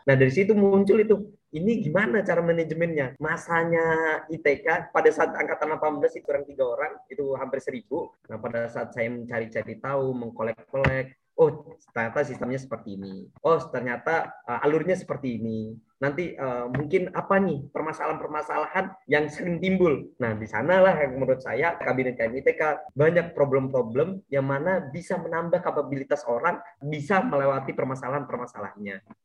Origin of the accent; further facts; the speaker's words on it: Balikpapan, East Kalimantan, Indonesia; Di sini saya juga uh, lahir di Balikpapan, 22 Juni 2000. Saya lahir dan tumbuh besar di kota Balikpapan tercinta.